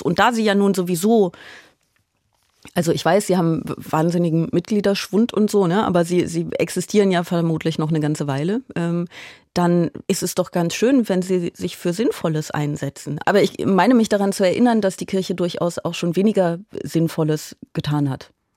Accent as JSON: {"language": "German", "town": "Aachen", "region": "North Rhine-Westphalia", "country": "Germany", "moved": "yes", "said": "Also ich komme ja aus Aachen"}